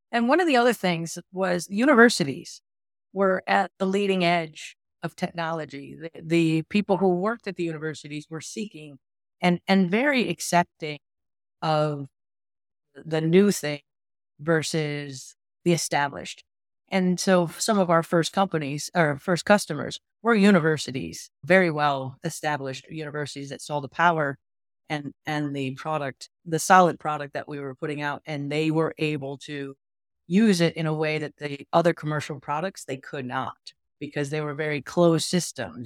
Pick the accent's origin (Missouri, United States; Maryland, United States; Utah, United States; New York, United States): New York, United States; Western; I grew up in Western New York, very rural.